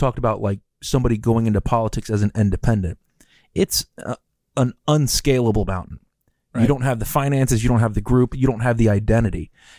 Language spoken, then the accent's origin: English; United States; Like, for me, like, I love being an American. I've lived all over the world. I love being an American.